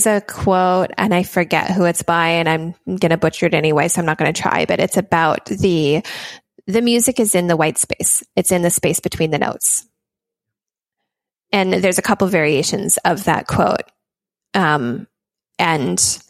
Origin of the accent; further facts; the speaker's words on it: Minnesota, United States; moved away; my home state of Minnesota